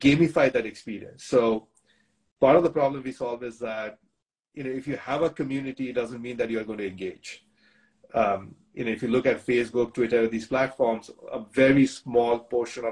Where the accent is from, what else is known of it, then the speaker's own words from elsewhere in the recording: India; moved away as an adult; now in United States; I grew up in India.